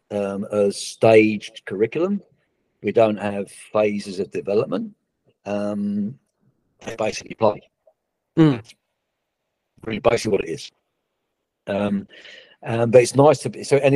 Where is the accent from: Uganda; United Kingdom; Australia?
Australia; it was not, not just emotional as an Australian, but it's incredible to see where we're at now